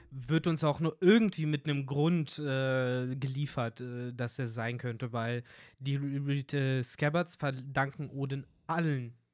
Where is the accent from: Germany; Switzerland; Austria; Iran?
Germany; Bei uns in Deutschland